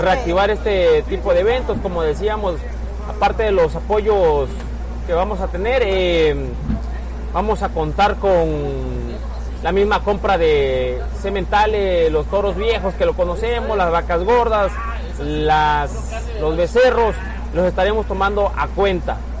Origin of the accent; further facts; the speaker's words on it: Palenque, Chiapas, Mexico; Soy palencano de nacimiento, pero somos, a veces somos creo que un poco más tabasqueños, estamos más pegados a Tabasco.